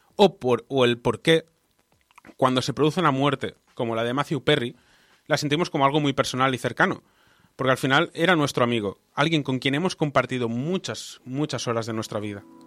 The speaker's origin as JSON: {"language": "Spanish", "region": "Balearic Islands", "country": "Spain", "tie": "born or raised there", "moved": "yes", "lives_now": "Barcelona, Spain", "said": "yo me crié en las Baleares y me mudé a Barcelona y Barcelona se ha convertido en mi hogar"}